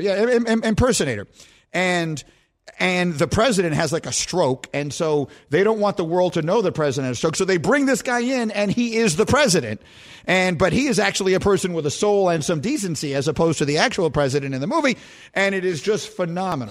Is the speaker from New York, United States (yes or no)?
yes; New York City, New York, United States; growing up in New York City on Bleecker Street